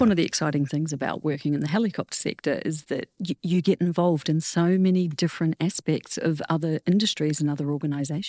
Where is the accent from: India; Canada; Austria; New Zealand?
New Zealand; moved away as an adult; also born or lived in Netherlands; I didn't come back to New Zealand for about seventeen years